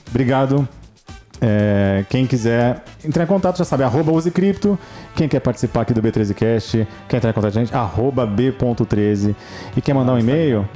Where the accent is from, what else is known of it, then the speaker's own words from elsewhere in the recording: São Paulo, Brazil; eu sou de São Paulo